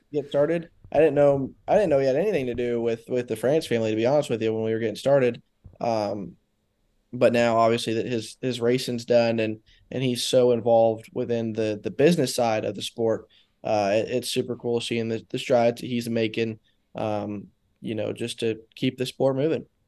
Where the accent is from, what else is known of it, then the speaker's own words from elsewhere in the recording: Daytona Beach, Florida, United States; growing up there, it was, it was cool 'cause I got to skip a lot of school and go to a lot of races.